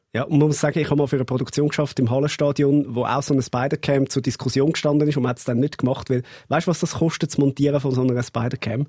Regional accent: Switzerland; wie man das macht als Schweizer

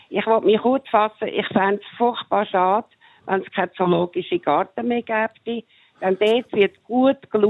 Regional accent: Zurich, Switzerland; ich bin in Zürich aufgewachsen

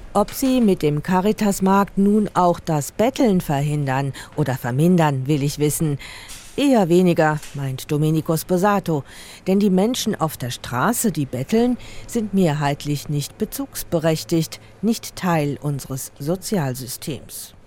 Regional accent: Basel, Basel-Stadt, Switzerland; Zurück an meinem Heimatort Basel

